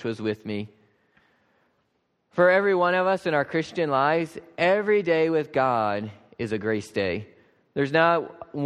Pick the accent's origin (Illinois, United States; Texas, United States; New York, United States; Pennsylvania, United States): Pennsylvania, United States; Lancaster County; I grew up farming in Lancaster County here